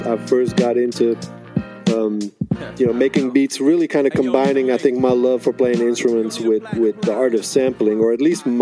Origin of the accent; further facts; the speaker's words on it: Netherlands; now in United States; I grew up in Holland